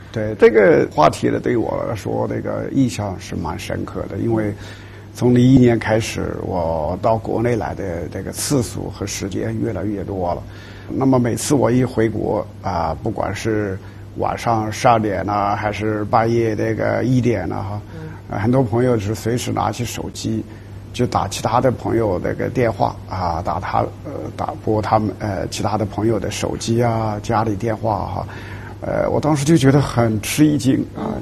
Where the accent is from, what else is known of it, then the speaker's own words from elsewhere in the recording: Hunan, China; moved away as an adult; now in United States; 我是湖南人